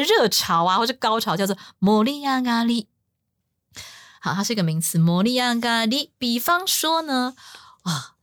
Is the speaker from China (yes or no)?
no; Taiwan; 我们台湾人超讨厌饶舌的